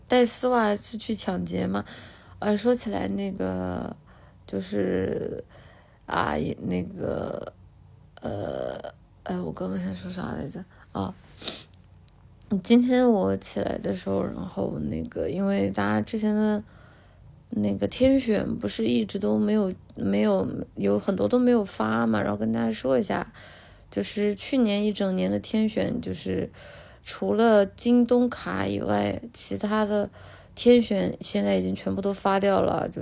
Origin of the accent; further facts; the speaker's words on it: Guangdong, China; 奶姐，奶姐来我们老广过日子吧。